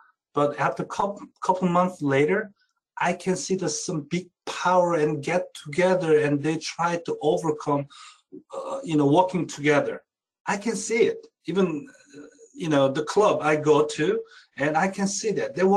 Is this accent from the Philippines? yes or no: no; South Korea; now in United States; I'm originally from Korea